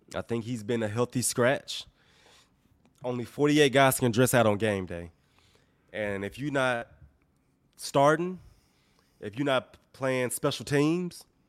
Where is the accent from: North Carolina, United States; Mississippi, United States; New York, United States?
Mississippi, United States; I'm, I'm from Mississippi.